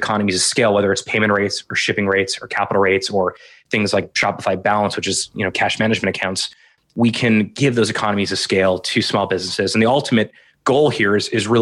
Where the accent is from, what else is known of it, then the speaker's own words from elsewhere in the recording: South Florida, United States; also born or lived in Montreal / Ottawa; now in Canada; I was born in Montreal. I grew up in South Florida. Went to McGill for undergrad.